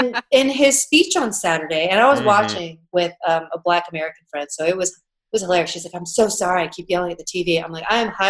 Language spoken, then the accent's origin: English; Canada; I'm Canadian